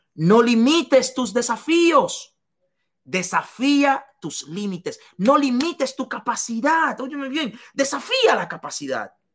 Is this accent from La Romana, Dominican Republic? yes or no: yes; La Romana, Dominican Republic; moved away; yo había sido un limpiabotas en, en, en las calles de la Romana, en República Dominicana, yo no sabía que porque yo he vendido helados en, las calles en la República Dominicana